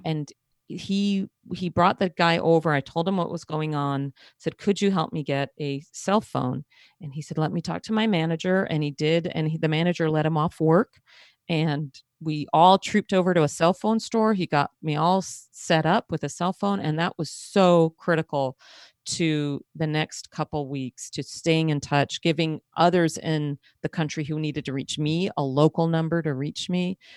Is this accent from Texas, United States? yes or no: no; outside of Manhattan, New York, United States; I grew up outside of Manhattan, so I'm used to subways